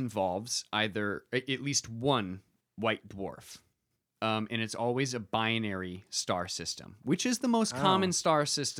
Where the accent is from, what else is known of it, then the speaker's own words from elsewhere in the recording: Michigan, United States; From Michigan. That's my home state.